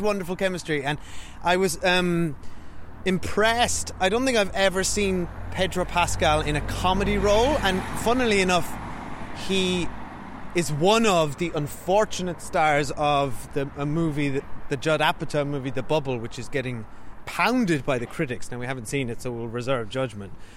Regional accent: Cork, Munster, Ireland; moved away as an adult; also born or lived in Great Britain; we now live in uh, Cork, Ireland, um, back where we're from

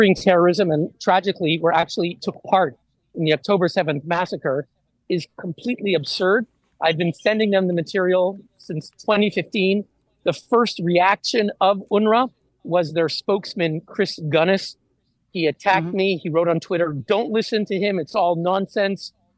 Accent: Montreal, Quebec, Canada; moved away as an adult; now in Geneva, Switzerland; I'm based in Geneva. I grew up in Montreal.

